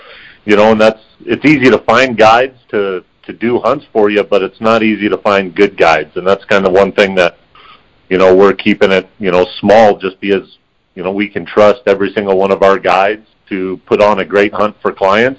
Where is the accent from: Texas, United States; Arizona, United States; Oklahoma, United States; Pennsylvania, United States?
Arizona, United States; Prescott; Both born and raised in Prescott, Arizona, and been, you know, hunting most our lives